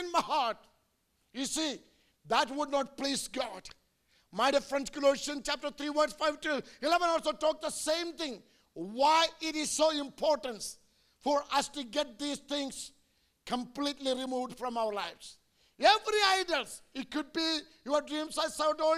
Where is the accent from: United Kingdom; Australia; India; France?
India; I'm an Indian preacher.